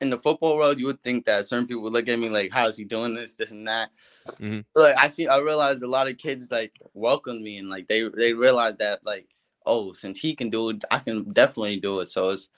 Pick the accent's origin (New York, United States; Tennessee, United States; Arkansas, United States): New York, United States; Uniondale; Uniondale Knights, which is my hometown team in Uniondale, New York.